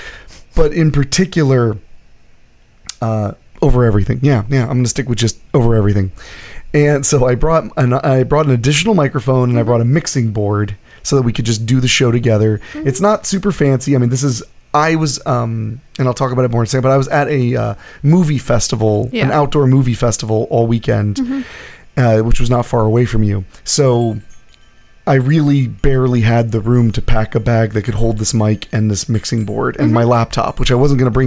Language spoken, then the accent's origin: English; United States; I'm from America. I'm aware that I was born here